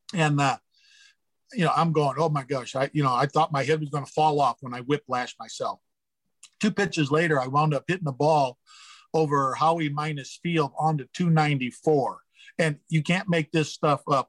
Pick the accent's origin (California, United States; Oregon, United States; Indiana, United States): Indiana, United States; Gary; growing up in Gary, Indiana, I watched the, the Cubs and the Sox